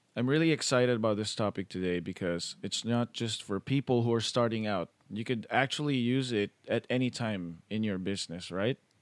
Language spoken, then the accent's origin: English; Philippines; I grew up in the Philippines